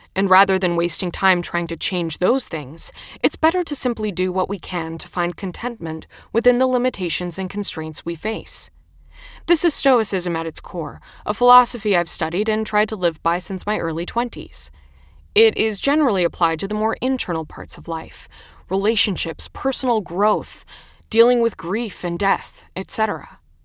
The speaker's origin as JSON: {"language": "English", "country": "United States", "moved": "as an adult", "lives_now": "Italy", "said": "as an American"}